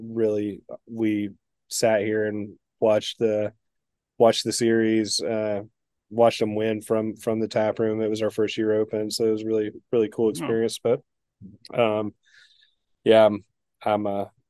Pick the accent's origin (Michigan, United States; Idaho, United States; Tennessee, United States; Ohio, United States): Tennessee, United States; East; also born or lived in Chicago, Illinois / Illinois; now in Virginia, United States; I grew up in East Tennessee, but we lived in Illinois when I was growing up for maybe 6 years, and then I grew up the rest of my life in East Tennessee.